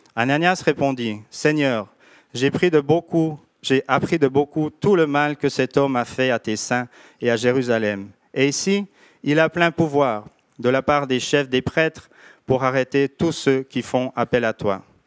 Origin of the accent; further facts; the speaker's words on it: Switzerland; on vient de Suisse